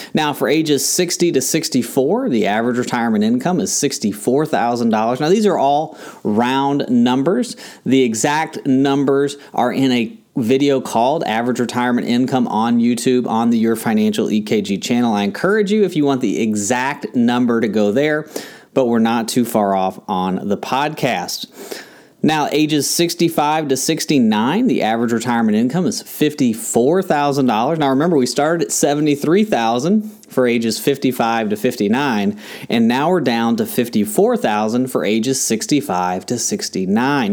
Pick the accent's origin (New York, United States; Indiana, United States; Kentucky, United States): Kentucky, United States; now in Tampa, United States; where I grew up in Kentucky